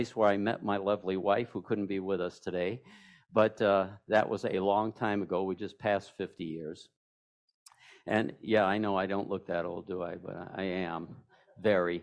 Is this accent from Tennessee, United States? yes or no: no; New York City, New York, United States; when I was a young lad growing up in Queens, New York, running the streets